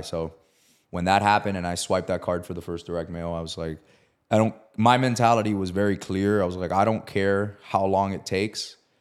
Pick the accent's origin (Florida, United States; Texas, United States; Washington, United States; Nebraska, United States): Florida, United States; Miami; I'm from Miami